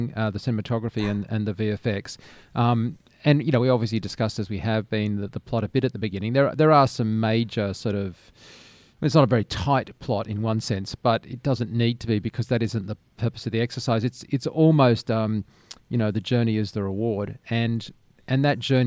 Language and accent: English; Australia; growing up in Australia.